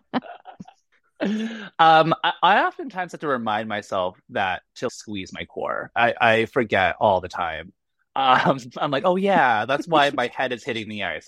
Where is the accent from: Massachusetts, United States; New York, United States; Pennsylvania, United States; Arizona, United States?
Massachusetts, United States; Boston; I'm from Boston